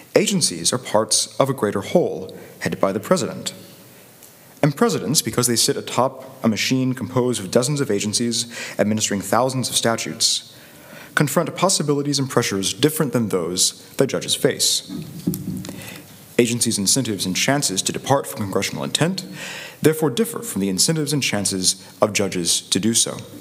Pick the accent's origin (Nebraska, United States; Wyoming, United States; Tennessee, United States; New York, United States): Tennessee, United States; Chattanooga; I'm from Chattanooga, Tennessee.